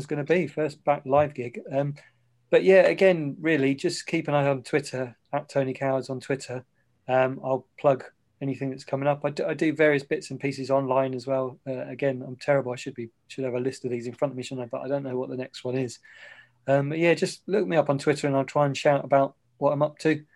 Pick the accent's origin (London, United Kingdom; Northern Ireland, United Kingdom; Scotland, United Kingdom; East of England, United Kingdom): East of England, United Kingdom; Ipswich; I was born in Ipswich